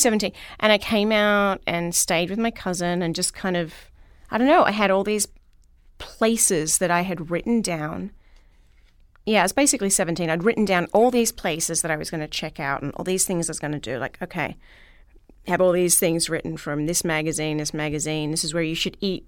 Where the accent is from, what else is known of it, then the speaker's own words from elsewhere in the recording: Melbourne, Victoria, Australia; I'm from Melbourne, Australia, and grew up in and around Melbourne